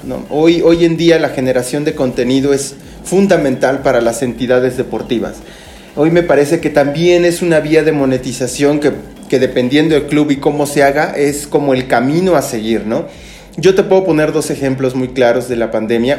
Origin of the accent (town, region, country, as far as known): Mexico